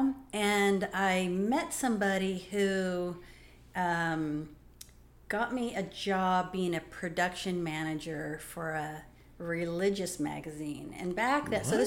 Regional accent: San Jose, California, United States; moved away as an adult; now in Greensboro, United States; I was born and raised in San Jose, California

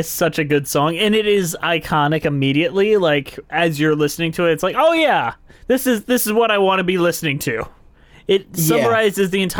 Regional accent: Detroit, Michigan, United States; my hometown of Detroit.

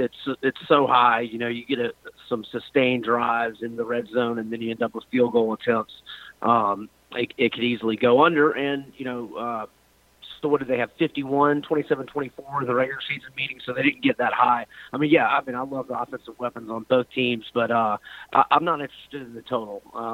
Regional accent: Quincy, Florida, United States; Tampa's only Super Bowl win from my hometown of Quincy, Florida

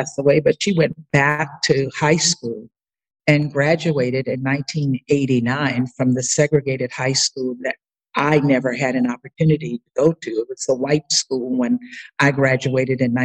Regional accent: Baker, Louisiana, United States; moved away; Baker is a small rural town just outside of Baton Rouge. So when I meet people and they ask me where I'm from, I usually will say Baton Rouge unless they know Louisiana.

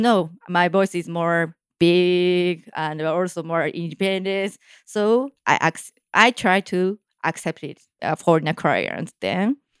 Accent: Tokyo, Japan; my hometown is also Tokyo

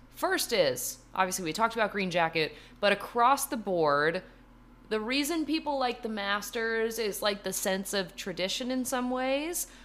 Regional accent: Ridgewood, New Jersey, United States; born in my hometown, shout out Ridgewood, New Jersey

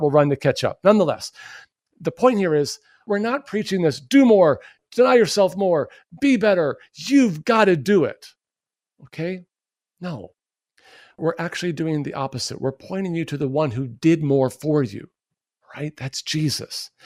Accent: United States; we as American Christians

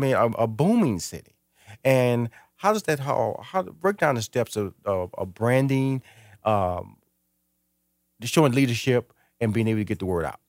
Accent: Houston, Texas, United States; I grew up near Missouri City

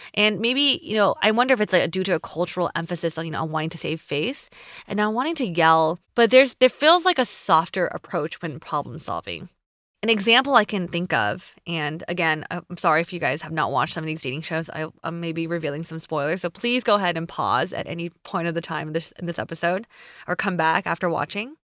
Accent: United States; me being Asian American

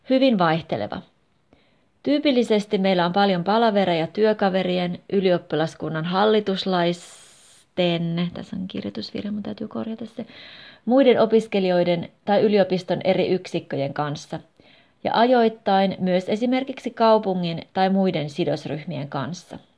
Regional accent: Hungary; Finnish is a second language; moved away as an adult; now in Finland; ja olen kotoisin Unkarista. Olin 19-vuotias, kun tulin Suomeen vuodeksi, mutta en sitten koskaan lähtenytkään, vaan hain yliopistoon Suomessa.

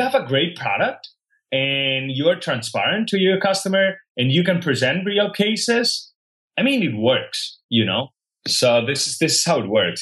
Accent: Catalonia, Spain; English is a second language; moved away as an adult; now in San Francisco, United States; I grew up in Spain

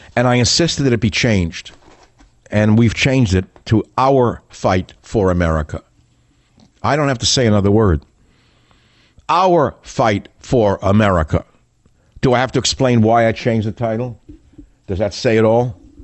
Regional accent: New York City, New York, United States; I grew up in Queens, New York.

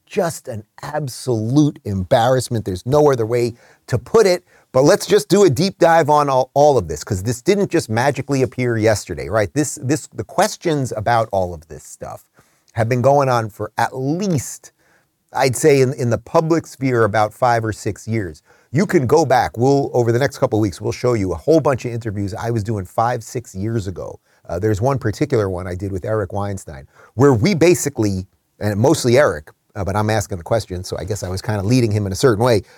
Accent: Brooklyn, New York, United States; now in Florida, United States; I live in Florida, but I was born in Brooklyn, nineteen seventy-six

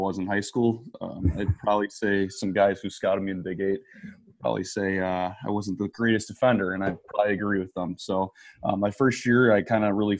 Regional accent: Janesville, Wisconsin, United States; also born or lived in La Crosse, Wisconsin; I graduated from Janesville Craig in 2012

